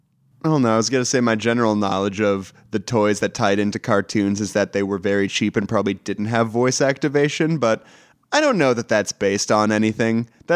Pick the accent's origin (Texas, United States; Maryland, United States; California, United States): Texas, United States; I'm from Texas.